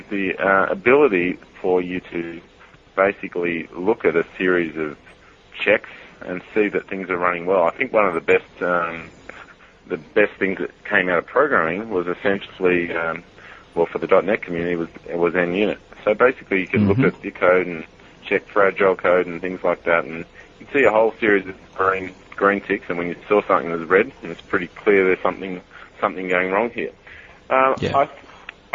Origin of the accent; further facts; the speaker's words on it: Sydney, New South Wales, Australia; I'm actually obviously from Sydney